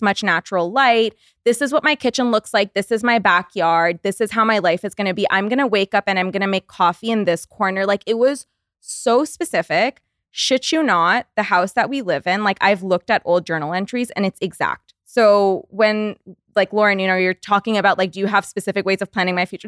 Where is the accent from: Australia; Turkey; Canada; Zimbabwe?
Canada; moved away as an adult; now in West Hollywood, United States; we're Canadian